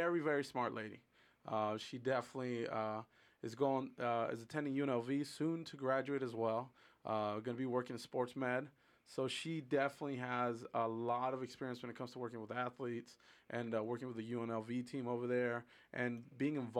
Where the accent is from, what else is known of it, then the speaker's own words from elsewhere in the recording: San Diego, California, United States; also born or lived in Mexicali, Baja California, Mexico; now in Las Vegas, United States; I was raised in San Diego, California.